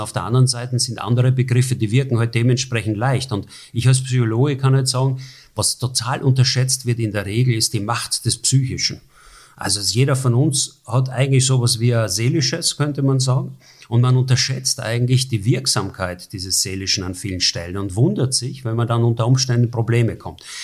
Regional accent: Burgenland, Austria; moved away as an adult; now in Germany; wie man meiner Sprache quasi immer noch entnehmen kann, obwohl ich jetzt seit 30 Jahren in Deutschland lebe, bin ich Österreicher und bin auch stolz drauf, Österreicher zu sein aus dem Burgenland

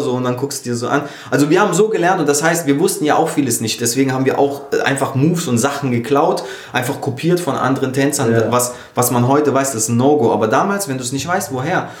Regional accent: Lörrach, Baden-Württemberg, Germany; moved away; ich komme aus Lörrach eben ursprünglich, das ist direkt bei Basel an der Schweizer Grenze

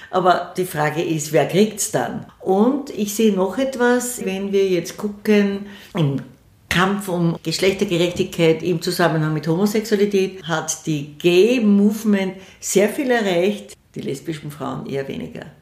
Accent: Vienna, Austria; Ich bin eine stolze Wienerin

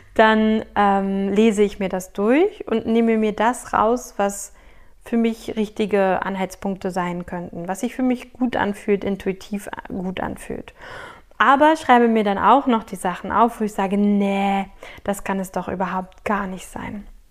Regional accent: Berlin, Germany; ich bin in Berlin groß geworden

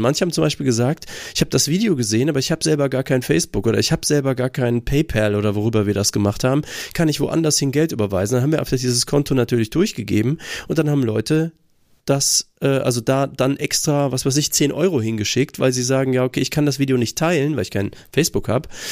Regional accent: Germany; Ich bin auch einfach äh, aufgewachsen in Deutschland

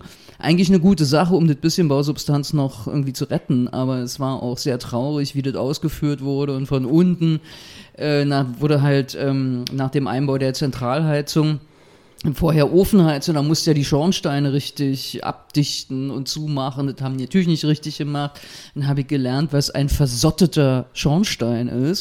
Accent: Berlin, Germany; Kreuzberg 61, Bergmann-Kiez, wo ich auch groß geworden bin

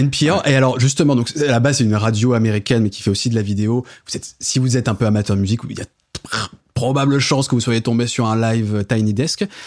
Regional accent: France; en tant que Français

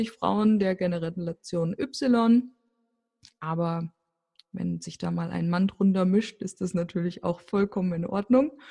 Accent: Fulda, Hesse, Germany; born there; now in Rothenburg ob der Tauber, Germany; ich lebe in Rodenburg auf der Tauber, bin gebürtig aus Fulda.

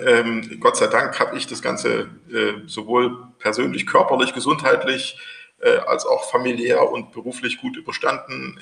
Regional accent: Thuringia, Germany; als Thüringer

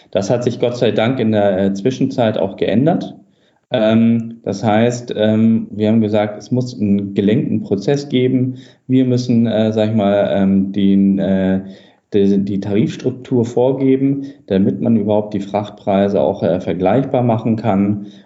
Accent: Hamburg, Germany; ähm, Hamburger Junge äh, sozusagen, äh, komme aus dem Norden

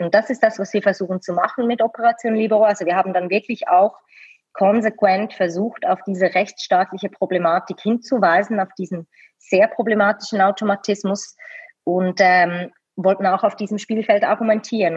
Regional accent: Switzerland; bin hier in der Schweiz geboren, zufällig mit dem Schweizer Pass ausgestattet

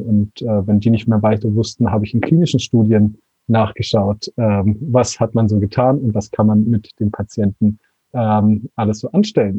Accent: Konstanz, Baden-Württemberg, Germany; moved away as an adult; now in Portugal; Ich bin aus ja, Deutschland, ich komme aus Konstanz, ähm, am schönen Bodensee

